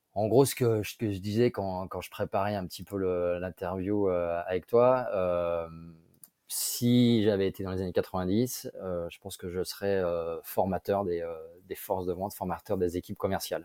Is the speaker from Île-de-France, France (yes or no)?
no; Grenoble, Auvergne-Rhône-Alpes, France; moved away; also born or lived in Lyon / Paris; je suis grenoblois